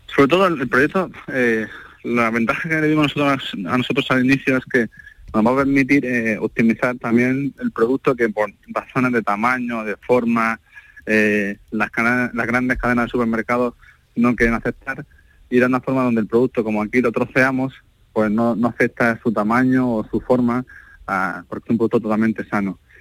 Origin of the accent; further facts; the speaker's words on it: Almería, Andalusia, Spain; como andaluz, como almeriense, como español